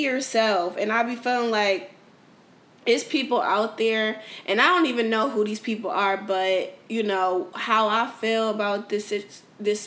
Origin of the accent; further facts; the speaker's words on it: New Haven, Connecticut, United States; moved away as an adult; now in Houston, United States; I'm from New Haven, Connecticut